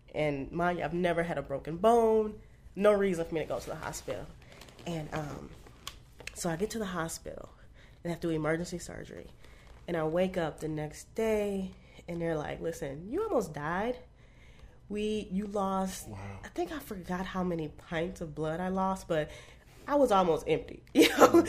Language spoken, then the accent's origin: English; Arlington, Texas, United States; also born or lived in Bunkie, Louisiana; I grew up in Texas